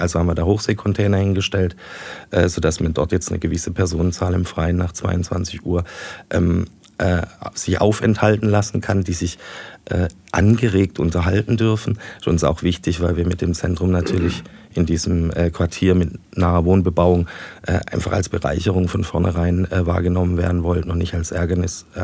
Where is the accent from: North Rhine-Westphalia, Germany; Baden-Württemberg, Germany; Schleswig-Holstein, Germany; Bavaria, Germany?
Baden-Württemberg, Germany; Heilbronn; meine Heimat immer hier gesehen hatte